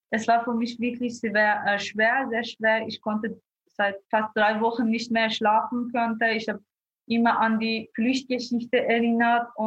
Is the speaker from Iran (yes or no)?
yes; Iran; German is a second language; moved away as an adult; also born or lived in Afghanistan (parents' origin); now in Vienna, Austria; ich wurde im Iran geboren und aufgewachsen. Ich war noch nie in Afghanistan, aber meine Eltern sind ursprünglich von Afghanistan, aus Afghanistan.